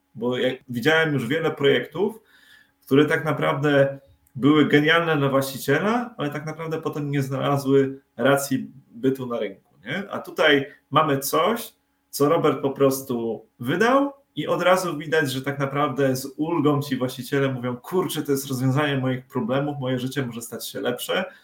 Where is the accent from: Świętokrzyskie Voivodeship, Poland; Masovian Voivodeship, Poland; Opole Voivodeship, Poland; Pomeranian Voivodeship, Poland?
Pomeranian Voivodeship, Poland; Tricity; jesteśmy z Trójmiasta